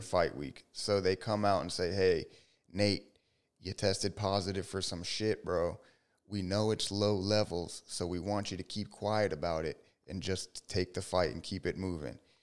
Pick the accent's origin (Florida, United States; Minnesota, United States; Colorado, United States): Florida, United States; Miami; I'm a Miami boy.